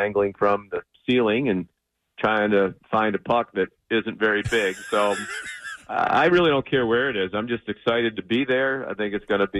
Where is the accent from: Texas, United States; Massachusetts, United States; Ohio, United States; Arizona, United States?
Massachusetts, United States; Boston; being a Bostonian